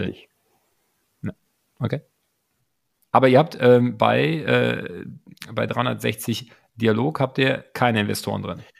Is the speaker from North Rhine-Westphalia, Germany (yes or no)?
no; Berlin, Germany; ich jetzt als Berliner und viele andere Berliner